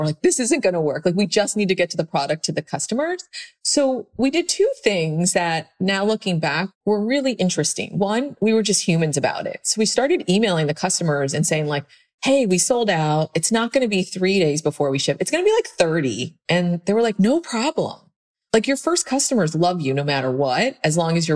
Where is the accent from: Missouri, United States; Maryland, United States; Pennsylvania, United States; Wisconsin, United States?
Pennsylvania, United States; moved away; I was this girl from Pennsylvania